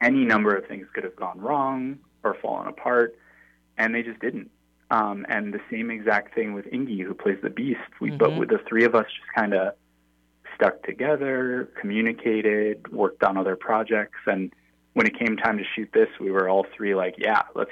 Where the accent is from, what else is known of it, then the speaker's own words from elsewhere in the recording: Minneapolis, Minnesota, United States; moved away; my hometown of Minneapolis